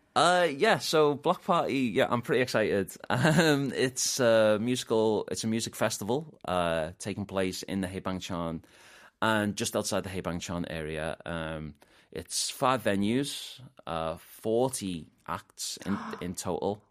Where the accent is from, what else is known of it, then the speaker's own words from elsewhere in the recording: Liverpool, North West England, United Kingdom; moved away as an adult; also born or lived in Gwangju, South Korea / Incheon, South Korea; now in South Korea; I'm from Liverpool oh. in ah. the UK